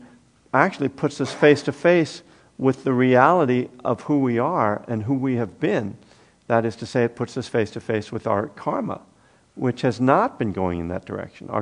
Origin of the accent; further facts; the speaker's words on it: East Coast, United States; moved away; also born or lived in Boston; I'm from the East Coast too. So, and I actually lived in Boston.